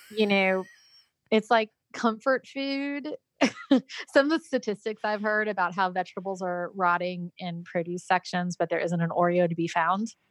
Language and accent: English; California, United States; also born or lived in Georgia; now in South Carolina, United States; I'm originally from California, and then I lived in Georgia for a good bit of time, and then moved to South Carolina.